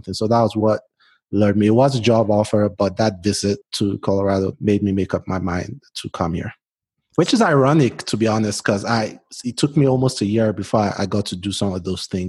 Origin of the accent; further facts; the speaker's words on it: Port Harcourt, Rivers State, Nigeria; now in United States; I'm Nigerian. I was born in South Nigeria, a state called Port Harcourt, which is like a seaside city.